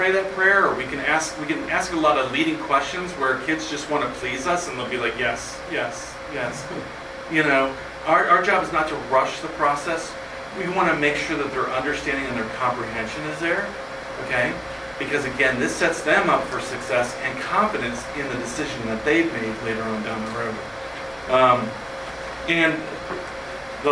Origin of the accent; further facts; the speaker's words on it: Kingsport, Tennessee, United States; now in Bethlehem, United States; I grew up in Kingsport, Tennessee